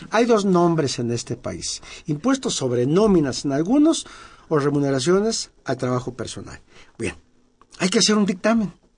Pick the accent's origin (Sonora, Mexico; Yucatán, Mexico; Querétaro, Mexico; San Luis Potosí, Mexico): San Luis Potosí, Mexico; yo soy de San Luis Potosí, de mi barrio San Miguelito.